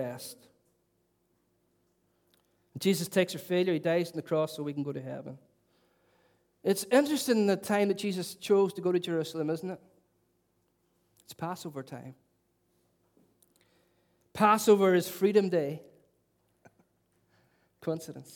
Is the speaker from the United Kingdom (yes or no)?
yes; Derry, Northern Ireland, United Kingdom; I was a young boy growing up in Lincoln Courts in Stoke City, capital of culture